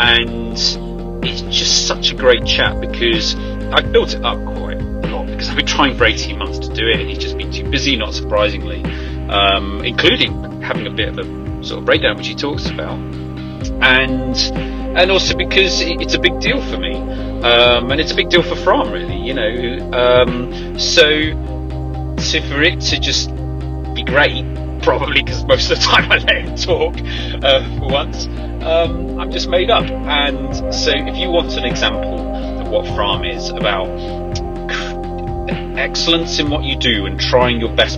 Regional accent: East Midlands, United Kingdom

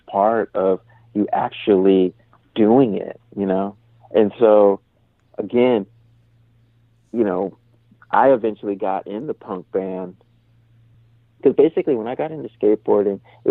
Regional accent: San Jose, California, United States; I grew up in San Jose, California

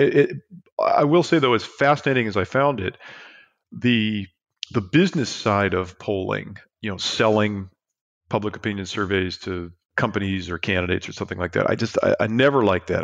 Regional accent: San Diego, California, United States; I grew up in San Diego

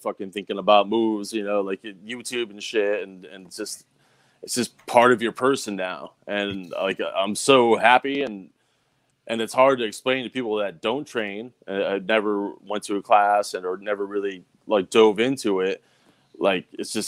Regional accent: Bridgeport, Connecticut, United States; growing up in Bridgeport, fucking just the East Coast attitude everyone has

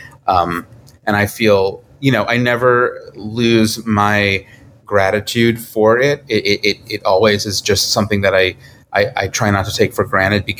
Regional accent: New York, United States; moved away as an adult; now in Los Angeles, United States; I'm from New York. So, my family's there

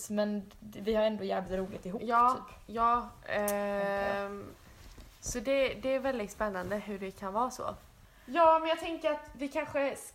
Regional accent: Jönköping, Jönköping County, Sweden; born or raised there

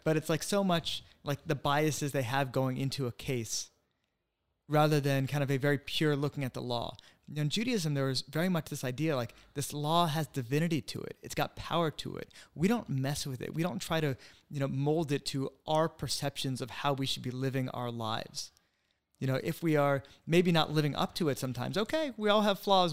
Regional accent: West Hartford, Connecticut, United States; also born or lived in Bloomfield, Connecticut; grew up in Bloomfield and West Hartford

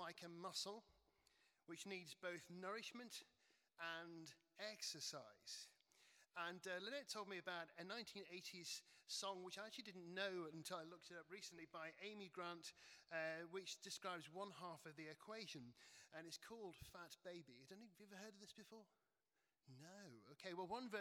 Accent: Cheshire, North West England, United Kingdom; where I grew up in Cheshire

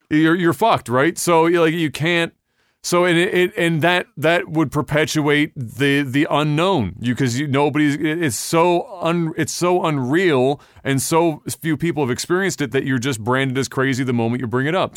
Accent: Canada; we, as Canadians

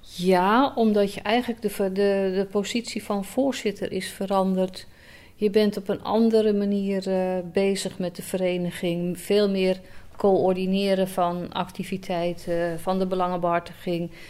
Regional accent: Alkmaar, North Holland, Netherlands; also born or lived in Enkhuizen / Schermerhorn; geboren en getogen in Alkmaar

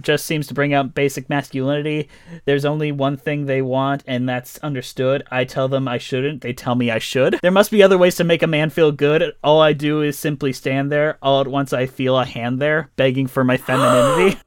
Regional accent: Detroit, Michigan, United States; I am from Detroit

